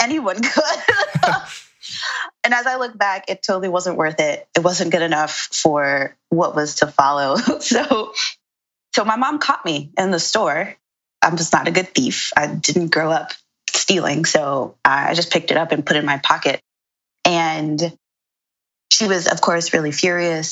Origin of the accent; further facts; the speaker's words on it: New York City, New York, United States; I'm originally from Brooklyn. I'm from Bed-Stuy, and I grew up there with um, my parents